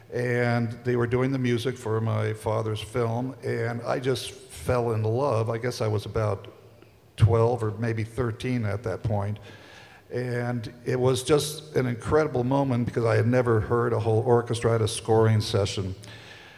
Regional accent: Italy; moved away; I grew up in Italy

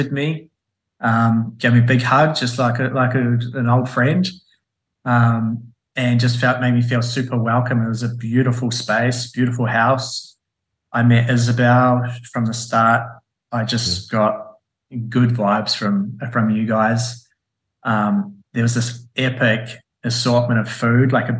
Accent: New Zealand; I'm a Kiwi

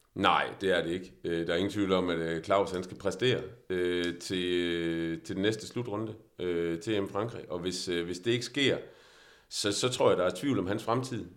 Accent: Denmark; vi er også som danskere

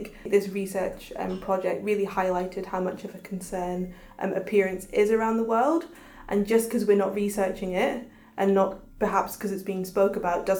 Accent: Ghana; Yeah, but they didn't want to talk about it in front of another Ghanaian woman, which I thought was really interesting

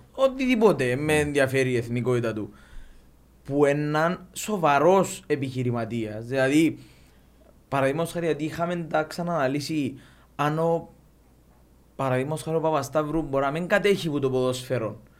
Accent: Limassol, Limassol District, Cyprus; είμαστε που τη Λεμεσόν

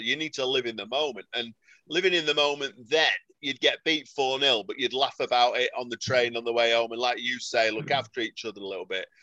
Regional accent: Salford, North West England, United Kingdom; I'm from Salford

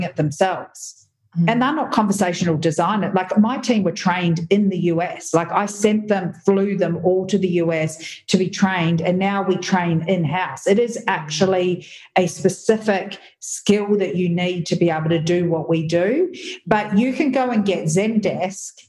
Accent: New Zealand; I'm a New Zealander

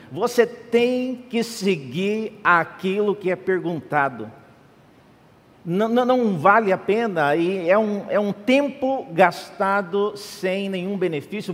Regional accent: Central-West, Brazil; now in São Paulo, Brazil; Eu sou de outra região, eu vim de, do Centro-Oeste

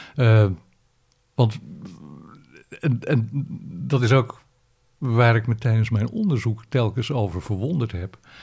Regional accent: Netherlands; als Nederlanders

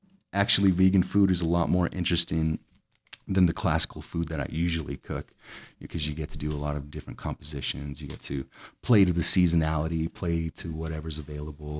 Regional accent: El Paso, Texas, United States; I was born and raised here in El Paso. I stuck to the West Side.

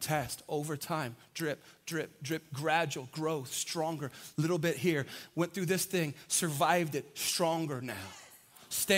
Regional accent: San Antonio, Texas, United States; I grew up on the South Side. We drink Big Red on the South Side

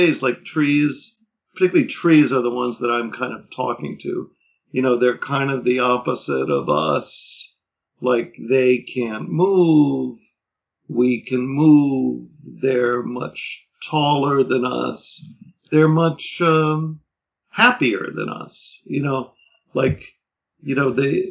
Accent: New York City, New York, United States; I grew up in Manhattan

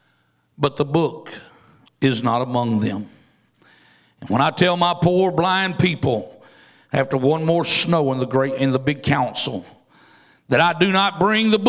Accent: Louisiana, United States; I'm from Louisiana, and it's almost like going down South Louisiana and listening to all them Cajuns talk. I don't understand that one either. And I was born in Louisiana

